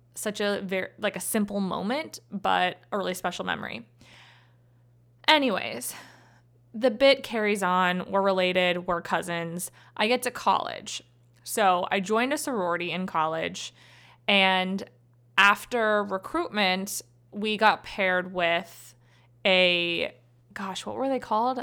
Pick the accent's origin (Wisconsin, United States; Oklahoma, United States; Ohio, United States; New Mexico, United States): Ohio, United States; I'm from Ohio